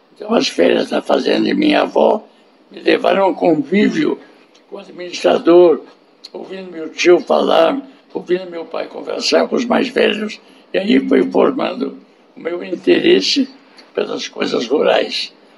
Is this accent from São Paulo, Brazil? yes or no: yes; São Paulo, Brazil; also born or lived in Piracicaba; eu sou paulistano